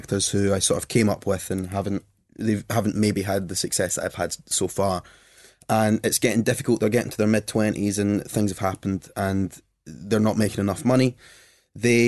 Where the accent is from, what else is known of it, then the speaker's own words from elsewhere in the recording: Glasgow, Scotland, United Kingdom; I come from Glasgow. You come from these working class cities.